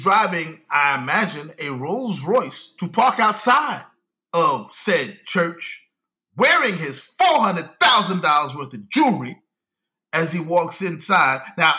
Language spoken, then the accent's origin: English; New York City, New York, United States; we grew up in Brooklyn.